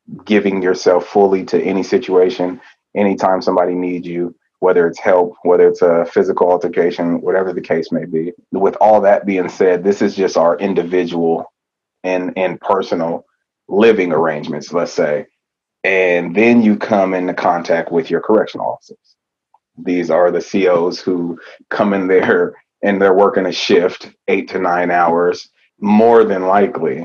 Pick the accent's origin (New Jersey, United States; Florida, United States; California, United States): California, United States; moved away; also born or lived in Oregon; I'm originally from California